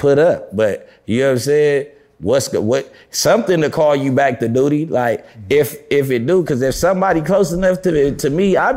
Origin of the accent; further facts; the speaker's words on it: Los Angeles, California, United States; I grew up on Slauson. See, I grew up in two hoods because my parents wasn't together